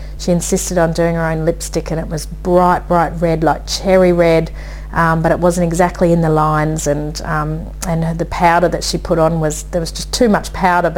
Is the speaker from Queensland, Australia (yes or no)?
yes; Brisbane, Queensland, Australia; I said, Brisbane